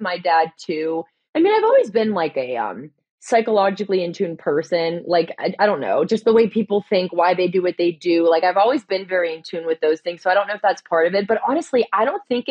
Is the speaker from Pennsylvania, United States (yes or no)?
yes; Pittsburgh, Pennsylvania, United States; also born or lived in California; So I ran home to Pittsburgh